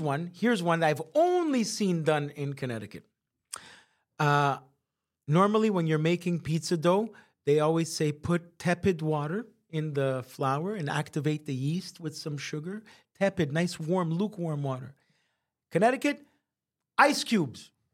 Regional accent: Montreal, Quebec, Canada; we're from Montreal

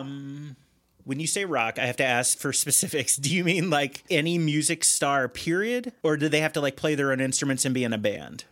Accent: Cincinnati, Ohio, United States; now in Chicago, United States; I'm from the Cincinnati area originally

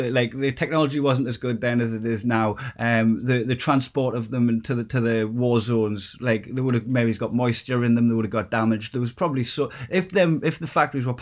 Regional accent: Newcastle upon Tyne, North East England, United Kingdom; my hometown, it would, like in Newcastle

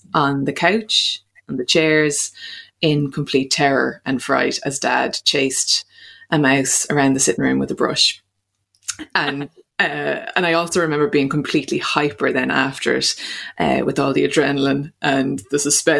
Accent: Munster, Ireland; accent: Clare; It was in my best Clare accent because I hadn't gone to school at that point. So Mom and Dad, obviously they were both from Clare. They had a Clare accent. So I had a Clare accent until probably 4 or 5, until I went to school.

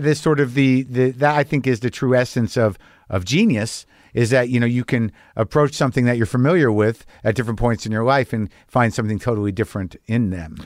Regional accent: United States; I'm an American

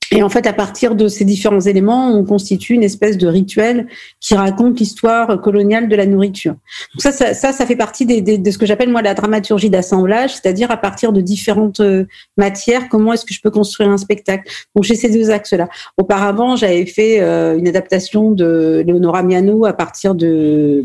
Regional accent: Normandy, France; Je suis née en France, je suis née en Normandie.

